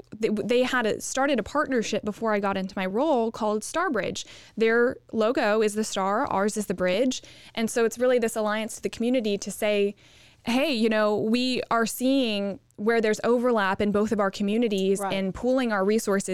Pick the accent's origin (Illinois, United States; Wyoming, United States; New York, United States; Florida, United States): Florida, United States; Fort Myers; mainly grew up in Fort Myers, Florida. And then I went to the university in my hometown for the first year